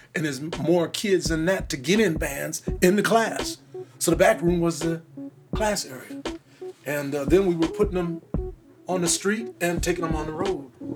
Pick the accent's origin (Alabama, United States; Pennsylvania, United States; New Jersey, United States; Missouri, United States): Missouri, United States; moved away; I chose Kansas City not only because it was my home state